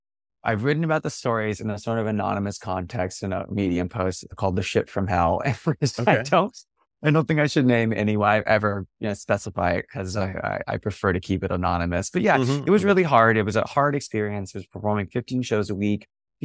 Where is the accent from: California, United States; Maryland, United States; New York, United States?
California, United States; North Bay; I grew up in the North Bay